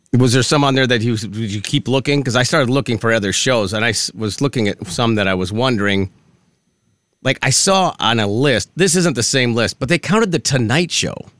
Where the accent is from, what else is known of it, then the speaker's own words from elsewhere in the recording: Minnesota, United States; I'm also from Minnesota